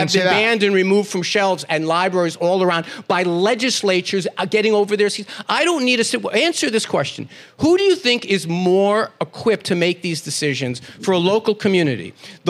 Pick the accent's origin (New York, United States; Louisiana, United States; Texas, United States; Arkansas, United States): New York, United States; New York City; I'm a guy from Brooklyn, New York.